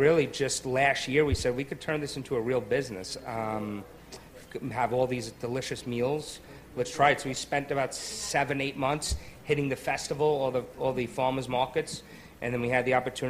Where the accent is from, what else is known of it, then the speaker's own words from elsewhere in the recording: Long Island, New York, United States; moved away as an adult; also born or lived in Los Angeles; So we're brothers. We're from Long Island, from New York